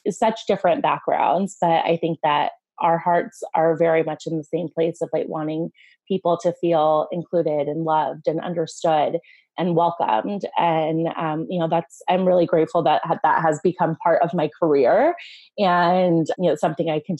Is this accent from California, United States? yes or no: yes; Los Angeles, California, United States; I grew up in Los Angeles, California, like right in the heart of the city and I am a first generation American. So the majority of my family, my mom's side of my family emigrated from Iran and came to Los Angeles as refugees